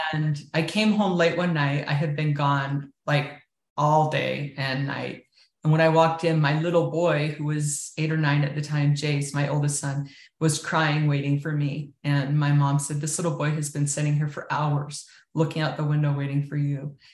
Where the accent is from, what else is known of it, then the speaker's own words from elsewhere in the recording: Richfield, Utah, United States; I grew up in Richfield in southern Utah, small town out on the outskirts of that town.